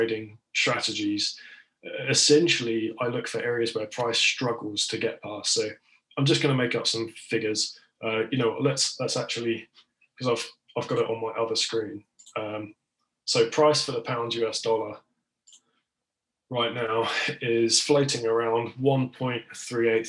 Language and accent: English; United Kingdom; I'm British